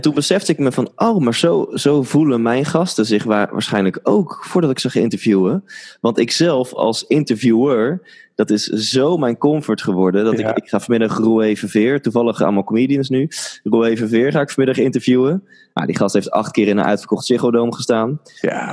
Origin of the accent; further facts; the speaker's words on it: Netherlands; ik ben in Nederland geboren